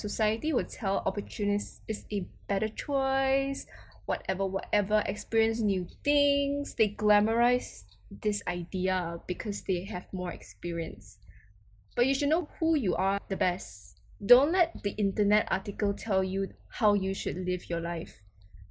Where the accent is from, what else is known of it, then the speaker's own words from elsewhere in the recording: Malaysia; my home country